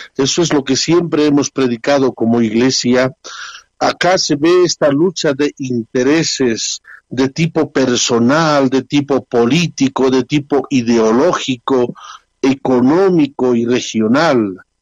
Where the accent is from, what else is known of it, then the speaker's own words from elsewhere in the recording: Bolivia; nuestra gente boliviana